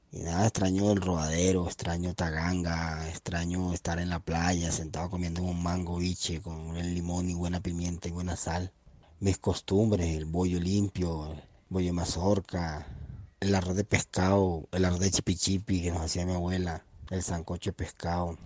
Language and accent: Spanish; Santa Marta, Magdalena, Colombia; moved away; me extraño mucho mi tierra y extraño la procesión de la Virgen de Santa Marta con mi abuela